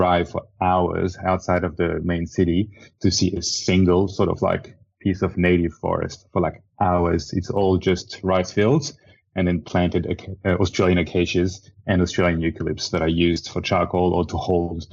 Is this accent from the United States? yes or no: no; Madagascar; I grew up in Madagascar. I was born in Madagascar